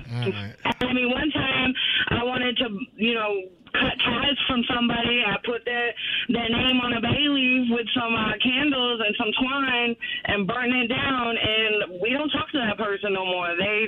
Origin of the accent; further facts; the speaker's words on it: Salem, Massachusetts, United States; I mean, I come from Massachusetts, Salem. That's where they originally burned us.